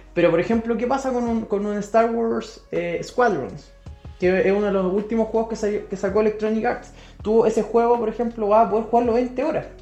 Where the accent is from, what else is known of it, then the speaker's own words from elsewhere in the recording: Chile; aquí en Chile, nosotros somos de Chile